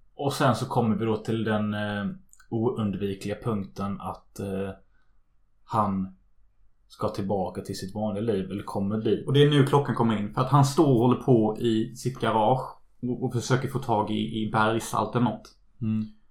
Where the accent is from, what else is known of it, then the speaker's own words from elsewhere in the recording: Unnaryd, Halland County, Sweden; moved away; När jag är hemma i Unnaryd